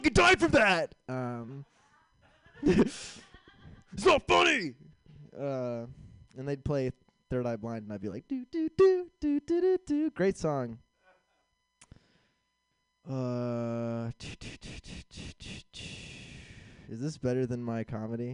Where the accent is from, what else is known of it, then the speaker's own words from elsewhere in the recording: San Francisco, California, United States; moved away; I'm originally from San Francisco